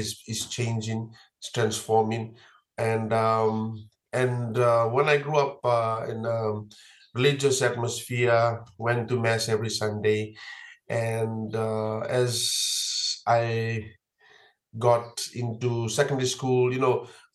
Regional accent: Fiji; Life in Fiji for me growing up

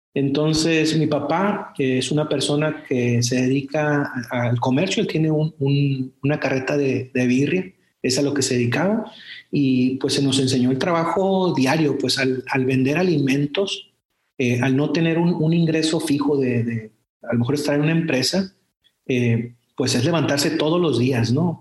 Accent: Culiacán, Sinaloa, Mexico; moved away as an adult; also born or lived in Compostela, Nayarit; Yo soy eh, una persona que nació en Culiacán, soy, soy culichi, orgulloso, soy tomatero de Culiacán

